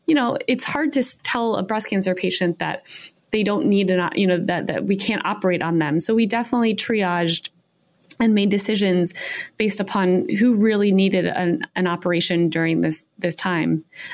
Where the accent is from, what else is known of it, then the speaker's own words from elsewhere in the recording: Chicago, Illinois, United States; moved away as an adult; also born or lived in New York City; I hail from Chicago. I'm a Midwesterner through and through